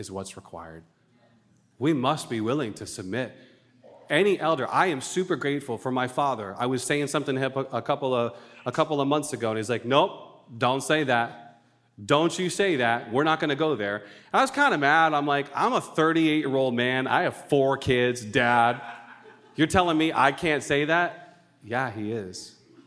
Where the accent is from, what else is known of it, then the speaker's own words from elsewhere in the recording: Rhode Island, United States; also born or lived in Colorado; I'm born and raised in Rhode Island. I'm a New Englander all the way